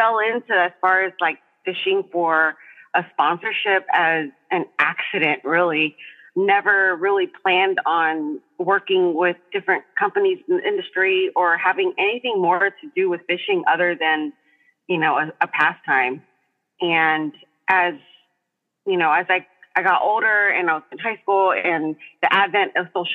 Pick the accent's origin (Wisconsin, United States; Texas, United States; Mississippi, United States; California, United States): Texas, United States; Texas coast, United States; I was raised right here on the Texas coast.